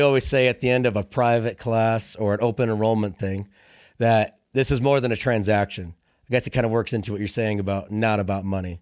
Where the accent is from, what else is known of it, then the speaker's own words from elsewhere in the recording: Illinois, United States; moved away as an adult; also born or lived in Fort Lewis, Washington; I grew up in Illinois, small town, cornfields